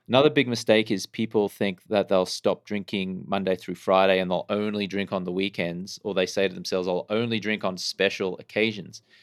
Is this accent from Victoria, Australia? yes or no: no; Brisbane, Queensland, Australia; moved away as an adult; now in United States; I grew up in Brisbane, Australia, and I moved to the U S, uh, in the early two thousands